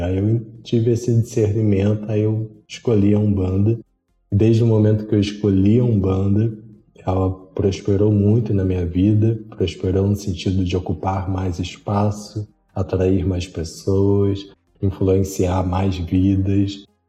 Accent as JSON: {"language": "Portuguese", "region": "Rio de Janeiro", "country": "Brazil", "said": "sou do Rio de Janeiro"}